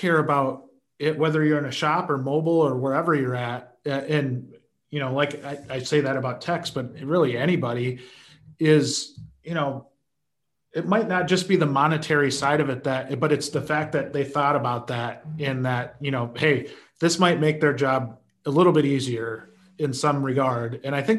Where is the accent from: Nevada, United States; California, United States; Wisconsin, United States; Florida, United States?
Nevada, United States; Las Vegas; I grew up in Vegas. I know what this is all about.